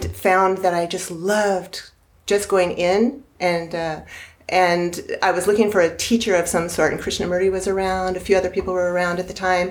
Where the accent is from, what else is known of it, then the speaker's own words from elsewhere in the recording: Orange County, California, United States; moved away; I came from Orange County, California